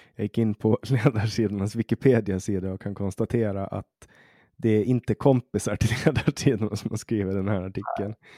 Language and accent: Swedish; Åland, Åland Islands; now in Sweden; när jag kommer hit som, som ålänning, som finsk